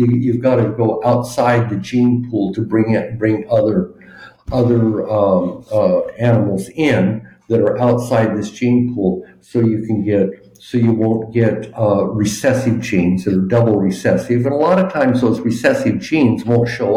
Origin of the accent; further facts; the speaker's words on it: Ontario, Oregon, United States; moved away as an adult; also born or lived in California / Washington; now in Spain; I grew up on the West Coast in Oregon